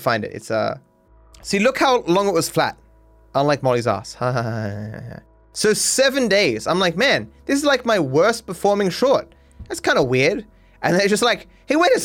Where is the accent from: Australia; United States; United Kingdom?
Australia; being Australian